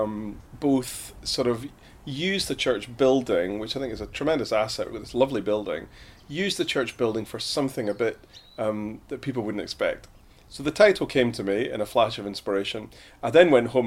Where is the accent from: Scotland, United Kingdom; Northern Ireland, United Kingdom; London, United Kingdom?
Scotland, United Kingdom; moved away as an adult; now in Highbridge, United Kingdom; used to run gigs in my hometown in Scotland